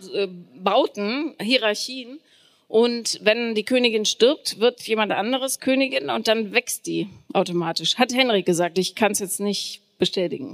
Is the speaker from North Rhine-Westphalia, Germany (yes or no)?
yes; Bonn, North Rhine-Westphalia, Germany; ich bin in Bonn aufgewachsen